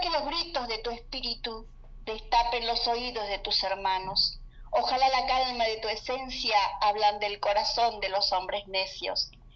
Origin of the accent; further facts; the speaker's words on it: Salta, Argentina; soy de Salta, eh, una ciudad de Argentina, del norte de Argentina